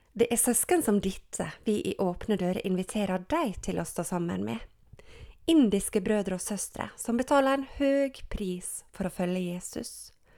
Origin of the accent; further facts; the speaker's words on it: Gjersvika, Sunnmøre, Møre og Romsdal, Norway; Jeg er oppvokst i Gjersvika på Sunnmøre